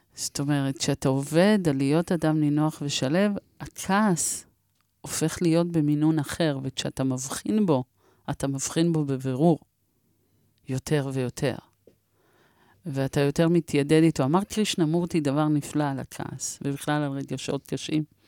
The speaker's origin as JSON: {"language": "Hebrew", "country": "Israel", "said": "אנחנו מדינה כועסת"}